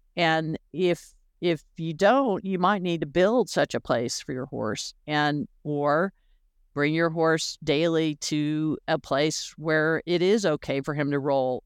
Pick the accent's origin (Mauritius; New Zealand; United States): United States; Florida; growing up in Florida